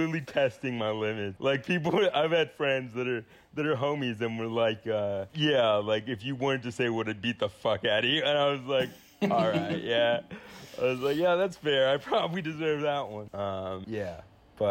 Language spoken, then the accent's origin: English; San Antonio, Texas, United States; my hometown